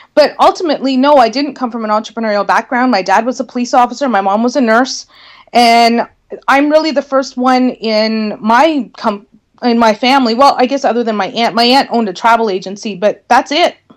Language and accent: English; Northern Ontario, Canada; I was probably going to need to move away from my hometown in order to work for a marketing firm because there weren't any marketing firms where I lived